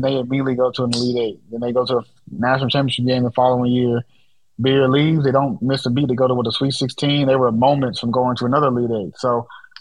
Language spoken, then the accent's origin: English; Houston, Texas, United States; I'm from Houston